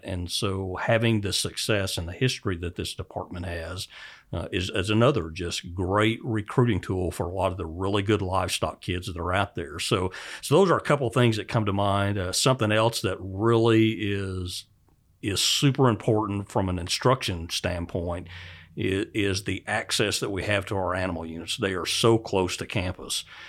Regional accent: Oklahoma, United States; moved away; I grew up in Oklahoma

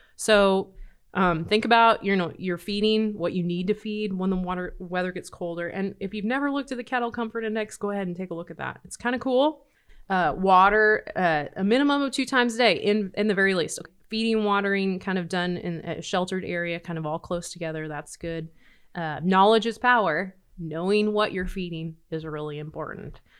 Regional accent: Nebraska, United States; Growing up in Nebraska

